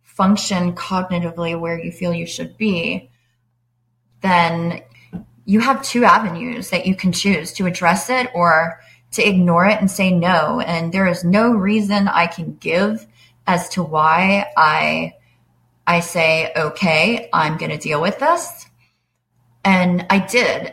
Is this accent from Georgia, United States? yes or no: yes; Atlanta, Georgia, United States; also born or lived in Long Island, New York / Washington, District of Columbia, United States; I live in Atlanta. I grew up on Long Island. I moved to Atlanta in 1989 and I finished high school here.